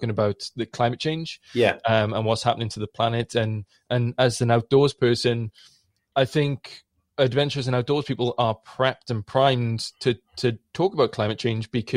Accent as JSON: {"language": "English", "town": "Blackwood", "region": "Wales", "country": "United Kingdom", "tie": "born or raised there", "said": "I grew up in the South Wales Valleys in Blackwood, or just outside Pontlon Fryth."}